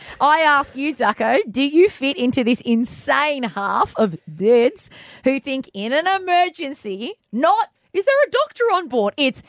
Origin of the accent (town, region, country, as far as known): Australia